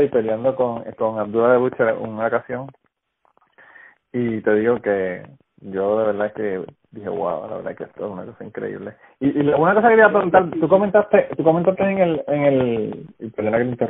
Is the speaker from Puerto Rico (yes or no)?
yes; Utuado, Puerto Rico; … y yo somos de Utuado